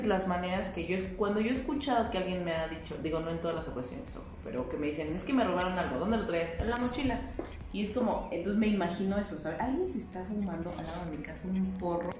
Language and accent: Spanish; Mexico; mis derechos como ciudadana mexicana